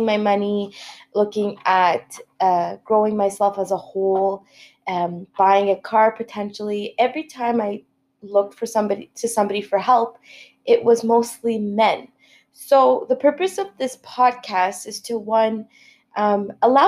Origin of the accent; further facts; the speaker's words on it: Ottawa, Ontario, Canada; moved away as an adult; now in Montreal, Canada; I was born and raised in Ottawa, moved to Montreal about 3 years ago